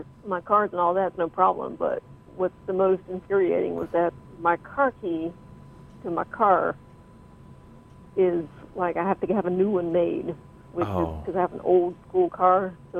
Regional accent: the South, United States; moved away; originally I'm from the South

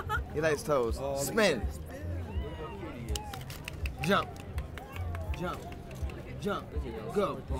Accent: New York City, New York, United States; I'm from Brooklyn, New York.

